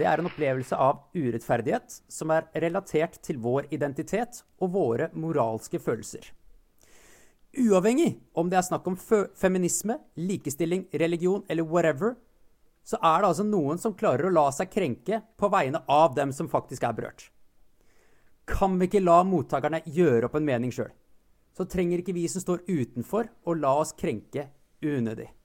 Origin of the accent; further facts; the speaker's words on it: Iceland; moved away as an adult; now in Norway; Jeg er jo islandsk statsborger, jeg er ikke norsk